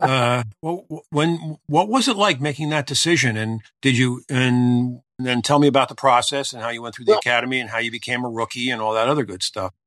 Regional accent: Norristown, Pennsylvania, United States; I'm, from the Philadelphia area. I grew up in Norristown

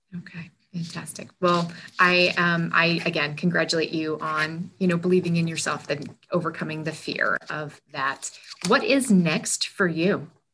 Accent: New Hampshire, United States; I also consider myself to be a small town girl, um, born and raised in New Hampshire

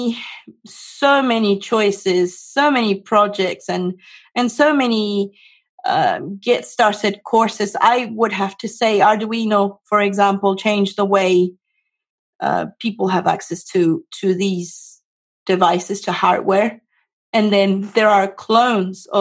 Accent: Venezuela; also born or lived in South America; now in United States; I'm originally from Venezuela. I lived in various countries in South America

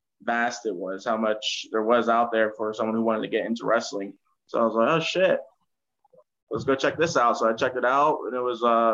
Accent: West Virginia, United States; moved away as an adult; now in California, United States; I'm from West Virginia

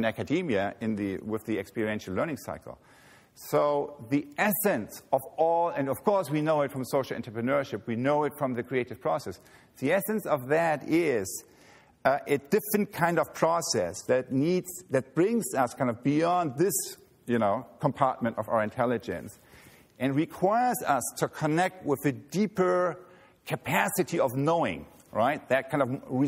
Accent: Germany; moved away as an adult; now in United States; I grew up near Hamburg

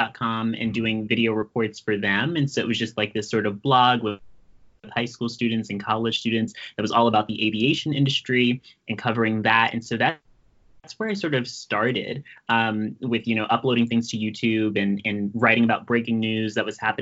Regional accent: New York City, New York, United States; I'm from Brooklyn

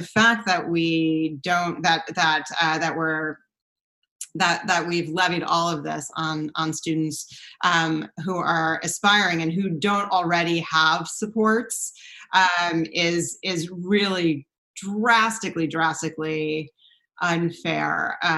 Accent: East Coast, United States; I did my graduate degree at UC Berkeley. I came from the East Coast

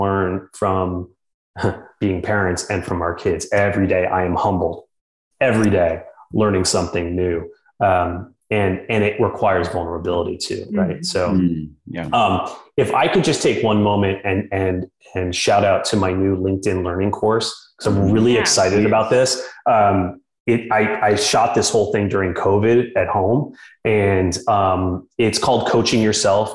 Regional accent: New York City, New York, United States; now in Austin, United States; growing up in New York City

